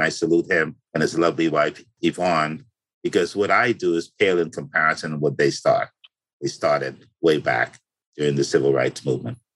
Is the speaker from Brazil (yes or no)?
no; Bahamas; moved away; When I was a kid growing up in the Bahamas